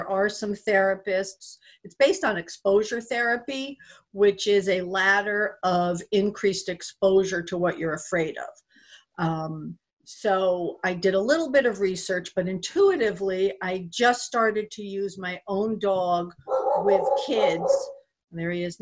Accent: Connecticut, United States; I grew up in Connecticut

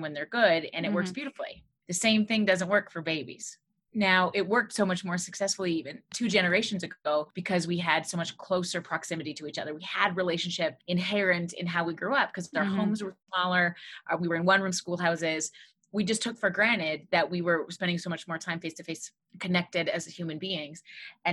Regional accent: Alberta, Canada; now in Quebec, Canada; I grew up in Alberta in a small town

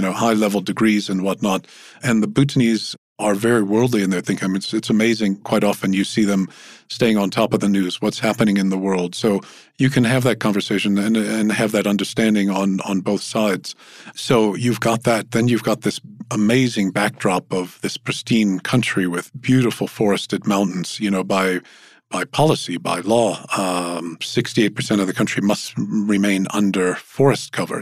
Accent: Louisiana, United States; moved away; I, I come from Louisiana

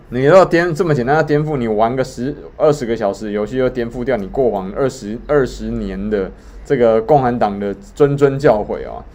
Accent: Taiwan; 我们都是台湾人

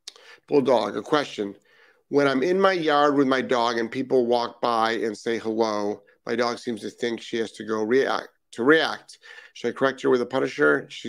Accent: Netherlands; English is a second language; My English is a bit strange. I'm from Holland.

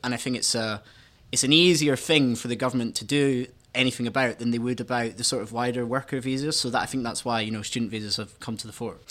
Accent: Scotland, United Kingdom; I went to uni in Scotland, um, and because I'm Scottish

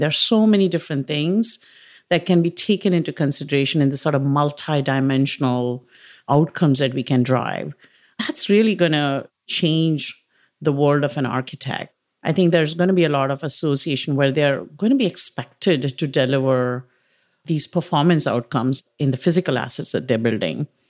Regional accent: India; moved away; As you can tell from maybe my accent and pronunciation, I grew up in India

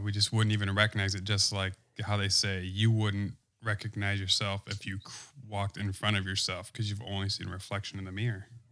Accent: Wisconsin, United States; I'm from Wisconsin

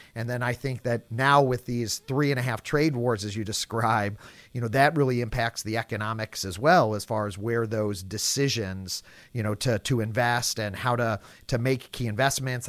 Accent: St. Louis, Missouri, United States; Saint Louis, my hometown

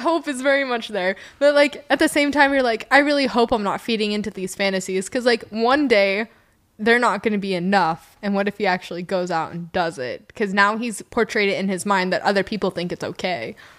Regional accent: Reno, Nevada, United States; moved away as an adult; also born or lived in Terrebonne, Oregon; now in Oregon, United States; I grew up in Reno

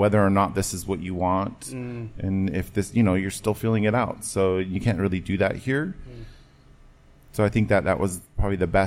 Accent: Wapato, Washington, United States; also born or lived in Yakima, Washington; Wapato area

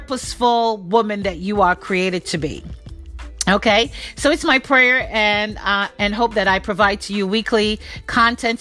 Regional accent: Jamaica; Being Jamaican

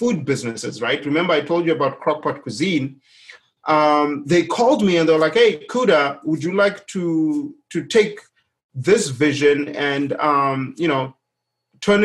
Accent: Zimbabwe; moved away as an adult; now in United States; my home country, Zimbabwe

